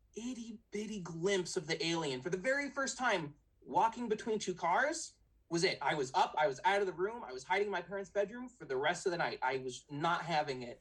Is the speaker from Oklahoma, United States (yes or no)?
no; San Diego, California, United States; I'm 29 from San Diego